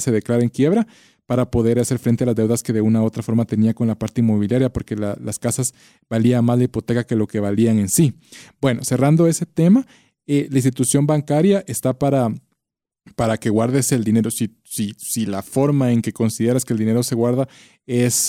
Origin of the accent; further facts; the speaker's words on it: Guatemala; como guatemaltecos